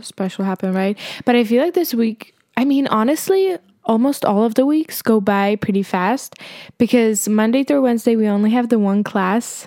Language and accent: English; Prague, Czechia; born or raised there